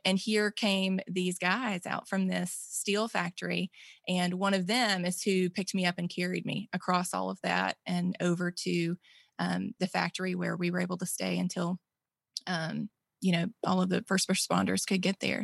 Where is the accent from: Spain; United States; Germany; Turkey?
United States; Mississippi; born or raised there